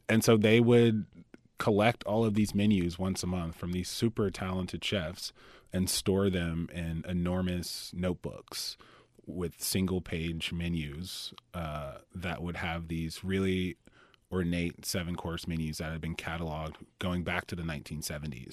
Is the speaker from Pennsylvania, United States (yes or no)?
no; Atlanta, Georgia, United States; moved away; I grew up in Atlanta, Georgia. I am a multi-generational, a T alien, fifth generation.